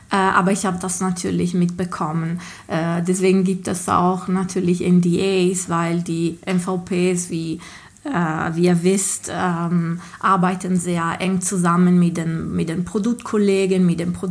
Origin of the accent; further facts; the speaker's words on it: Ghilarza, Sardinia, Italy; German is a second language; ich bin äh, Italienerin und komme aus Sardinien äh, ursprünglich. Also meine, ähm, aus einem kleinen Dorf, ähm, das heißt Gilarza